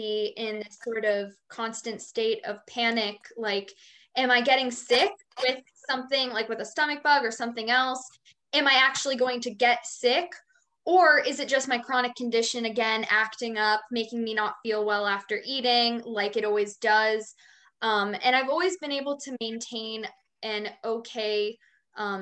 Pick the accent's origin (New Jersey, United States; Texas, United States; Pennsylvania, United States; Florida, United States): Pennsylvania, United States; right outside of Philadelphia; I'm from Pennsylvania, right outside of Philadelphia